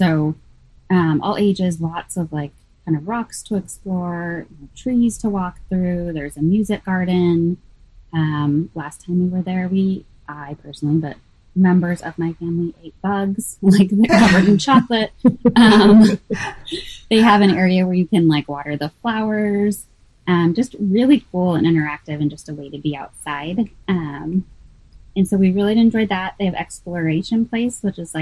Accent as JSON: {"language": "English", "town": "Manhattan", "region": "Kansas", "country": "United States", "tie": "born or raised there", "lives_now": "Kansas City, United States", "said": "Growing up in Manhattan"}